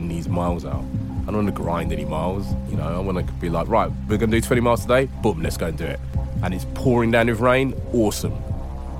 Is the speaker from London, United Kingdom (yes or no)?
yes; London, United Kingdom; growing up in London